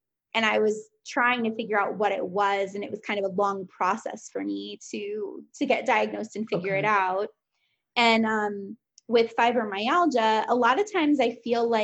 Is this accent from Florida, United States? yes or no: yes; Fort Lauderdale, Florida, United States; I grew up in Fort Lauderdale